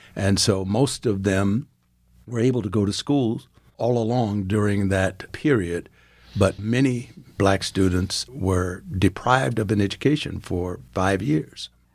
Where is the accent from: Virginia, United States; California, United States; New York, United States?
Virginia, United States; Farmville; moved away as an adult; also born or lived in South Africa; now in Gahanna, Ohio, United States; growing up in Farmville, my mother was a teacher